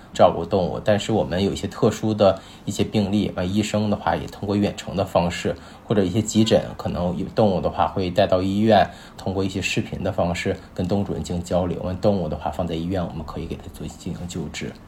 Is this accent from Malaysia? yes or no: no; Yichun, Heilongjiang, China; now in Beijing, China; 我家是东北的嘛，是很对。那个恒隆江一春的